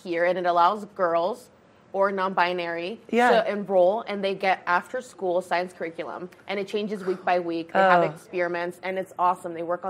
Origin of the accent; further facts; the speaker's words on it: United States; I grew up in the Valley. I grew up like 10 minutes away.